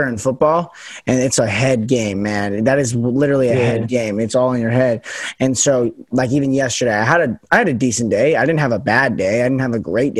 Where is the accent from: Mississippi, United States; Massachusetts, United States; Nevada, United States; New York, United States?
Nevada, United States; Las Vegas; accent: standard American; moved away as an adult; also born or lived in Pacific Northwest; I'm from Vegas, where it's super sunny.